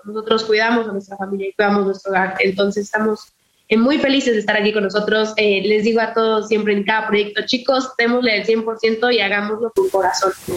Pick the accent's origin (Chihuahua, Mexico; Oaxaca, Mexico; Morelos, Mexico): Morelos, Mexico; Mi bisabuelo eh, fue presidente en mi pueblo